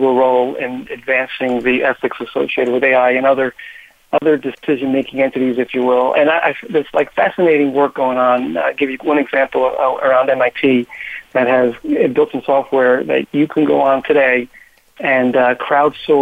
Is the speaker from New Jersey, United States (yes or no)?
yes; New Jersey, United States; I am in my home state of New Jersey today